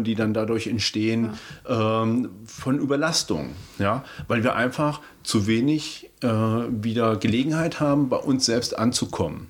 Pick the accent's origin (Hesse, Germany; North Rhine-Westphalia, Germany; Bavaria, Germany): Hesse, Germany; Kassel; ich komme ja ursprünglich aus Kassel